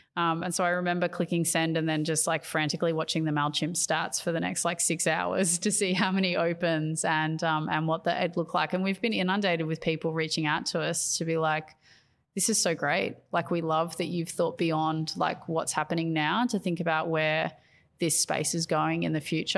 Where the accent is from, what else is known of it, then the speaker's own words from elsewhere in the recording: Australia; being an Australian educator